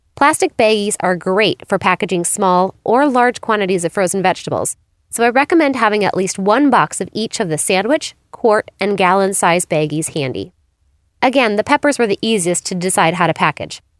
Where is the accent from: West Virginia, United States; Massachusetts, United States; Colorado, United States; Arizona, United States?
Arizona, United States; Phoenix; my hometown of Phoenix, Arizona